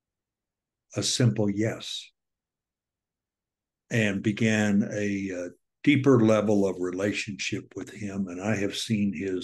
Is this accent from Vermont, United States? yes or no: no; Southern Florida, United States; moved away as an adult; also born or lived in Dallas, Texas; transferred to Southern Florida, my home state, and actually became the district superintendent over the church that I graduated from high school